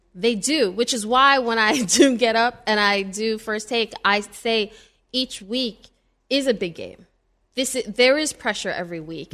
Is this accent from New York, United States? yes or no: yes; New York City, New York, United States; I'm from New York City.